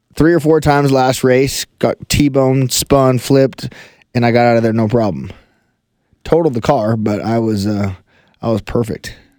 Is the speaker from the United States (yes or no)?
yes; Colorado Springs, Colorado, United States; I grew up in uh, Colorado Springs, Colorado